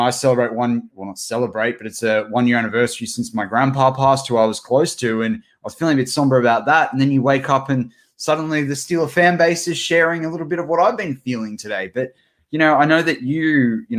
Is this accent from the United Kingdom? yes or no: no; Australia; we're two Aussie mates, we're two Aussie larrikins